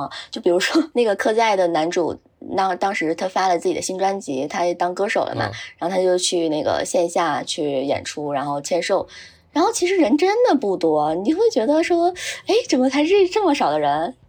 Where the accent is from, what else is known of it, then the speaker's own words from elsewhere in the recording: Northeast China, China; 因为我们都是东北的，就很想念东北菜。